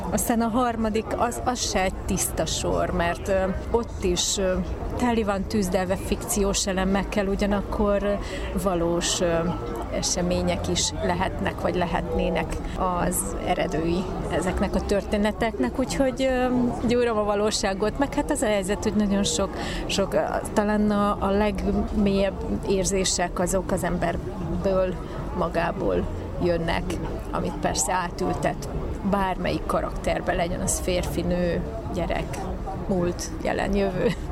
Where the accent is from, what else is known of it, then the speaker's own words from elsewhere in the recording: Szeged, Csongrád-Csanád, Hungary; also born or lived in Subotica; a szülővárosom, Szeged.